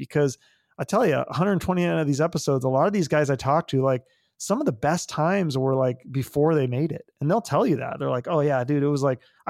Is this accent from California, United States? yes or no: no; Issaquah, Washington, United States; moved away as an adult; now in Phoenix, United States; I did grow up there. Yeah. I grew up in Issaquah.